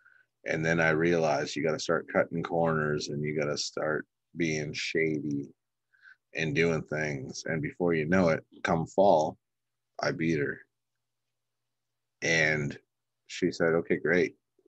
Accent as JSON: {"language": "English", "country": "Canada", "said": "I'm Canadian."}